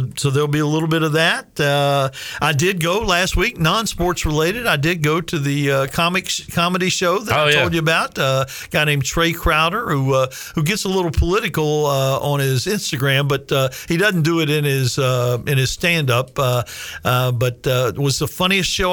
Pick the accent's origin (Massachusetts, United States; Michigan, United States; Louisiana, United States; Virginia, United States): Virginia, United States; Shenandoah Valley; moved away as an adult; also born or lived in Alabama / Georgia / Tennessee / North Carolina; there is no barbecue in the Shenandoah Valley. And there certainly wasn't any when I grew up